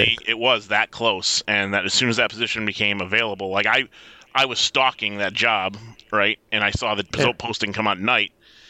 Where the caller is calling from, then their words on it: Detroit, Michigan, United States; calling in from Metro Detroit